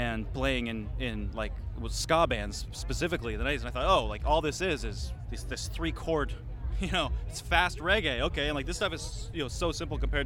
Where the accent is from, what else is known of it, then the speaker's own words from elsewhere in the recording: Edmonds, Washington, United States; moved away as an adult; also born or lived in East Coast; Grew up north of Seattle. Edmonds, little sleepy waterfront town